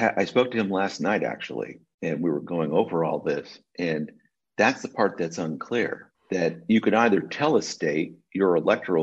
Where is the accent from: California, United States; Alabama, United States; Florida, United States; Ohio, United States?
California, United States; I'm a Californian